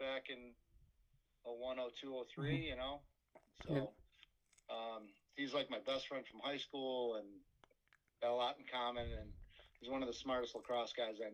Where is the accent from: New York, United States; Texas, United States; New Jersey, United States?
New York, United States; Fairport; my hometown of Fairport